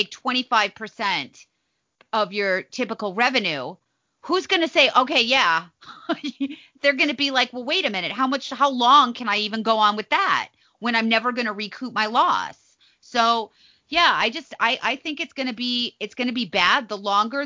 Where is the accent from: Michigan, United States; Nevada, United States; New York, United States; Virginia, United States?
Nevada, United States; Las Vegas; my hometown in Vegas, all these places that I grew up